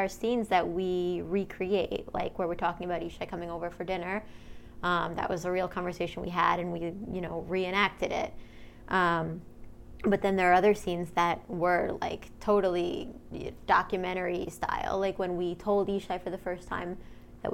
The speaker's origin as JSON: {"language": "English", "region": "New York", "country": "United States", "tie": "born or raised there", "also_born_or_lived": "New Orleans", "moved": "as an adult", "said": "growing up in New York"}